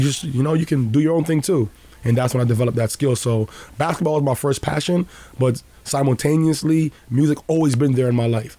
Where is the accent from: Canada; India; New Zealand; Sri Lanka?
Canada; Toronto, Ontario; also born or lived in Juarez, Mexico; I grew up in Rexdale.